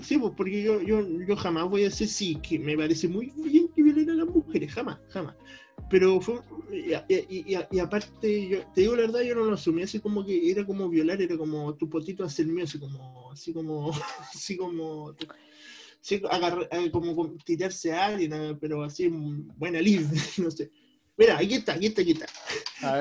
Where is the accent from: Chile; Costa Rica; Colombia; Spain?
Chile; Concepción, Biobío; somos de Concepción.